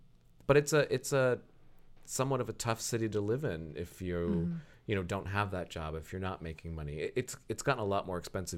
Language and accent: English; Lakemore, Ohio, United States; moved away; also born or lived in Akron; I'm from Lakemore.